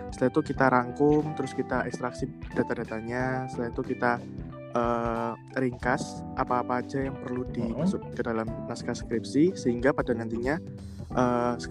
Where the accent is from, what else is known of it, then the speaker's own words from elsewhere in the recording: Kediri, East Java, Indonesia; Aku berasal dari Kediri, saat ini sedang menempuh kuliah di Fakultas Farmasi Universitas Erlangga semester akhir